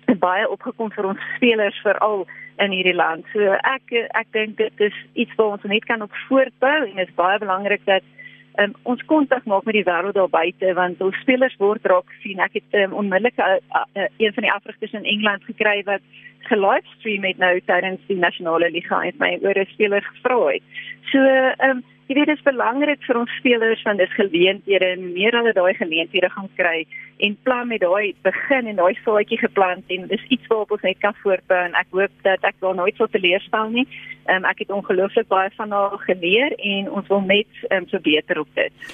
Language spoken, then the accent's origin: Afrikaans; South Africa